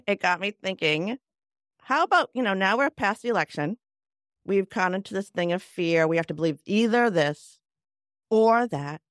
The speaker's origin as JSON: {"language": "English", "town": "Cambridge", "region": "Massachusetts", "country": "United States", "said": "I'm from Cambridge"}